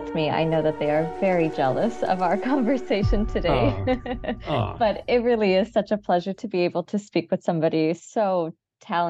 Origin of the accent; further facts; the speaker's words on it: Chicago, Illinois, United States; moved away; I'm from the Midwest area here. So I grew up in Chicago